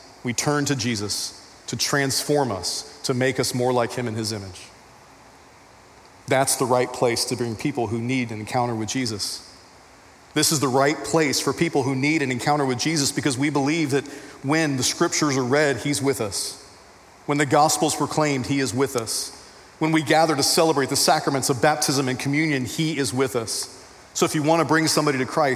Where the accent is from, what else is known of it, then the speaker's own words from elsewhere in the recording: Texas, United States; I'm a Texan